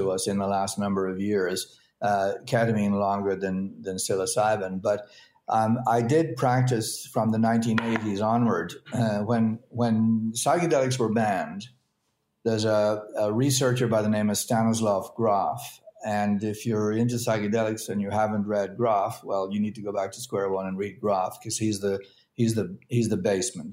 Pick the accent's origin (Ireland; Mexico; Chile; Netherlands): Ireland; I grew up in Ireland